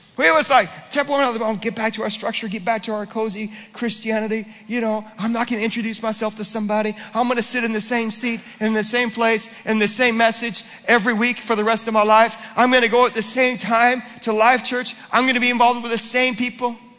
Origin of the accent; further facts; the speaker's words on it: United States; I was born as an American.